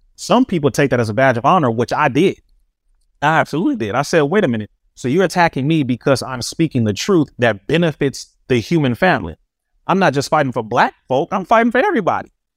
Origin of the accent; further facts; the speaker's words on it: Compton, California, United States; We were raised right here in Compton, California